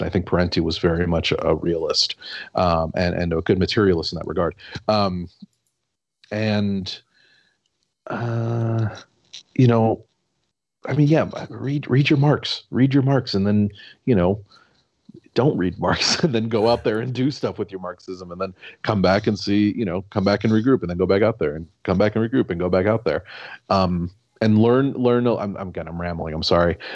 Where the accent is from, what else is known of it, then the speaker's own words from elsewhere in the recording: La Grange, Illinois, United States; also born or lived in Chicago; born in the city of Chicago, and I grew up oh. in suburbs.